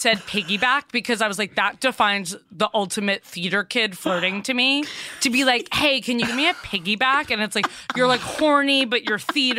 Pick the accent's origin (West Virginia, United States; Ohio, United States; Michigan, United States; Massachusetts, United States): Massachusetts, United States; Cambridge; I'm from Cambridge, kind of Porter Square area.